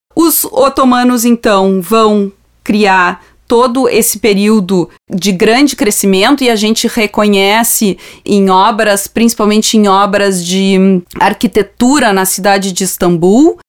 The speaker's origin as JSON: {"language": "Portuguese", "country": "Brazil", "said": "a gente aqui no Brasil conhece muitas vezes libaneses, sírios"}